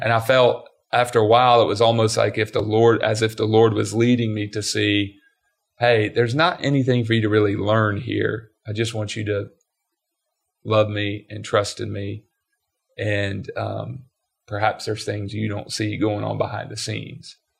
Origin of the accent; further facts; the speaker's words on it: Georgia, United States; growing up in Georgia